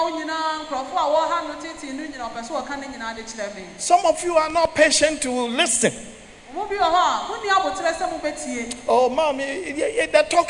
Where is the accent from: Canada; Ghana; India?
Ghana; I'm from Ghana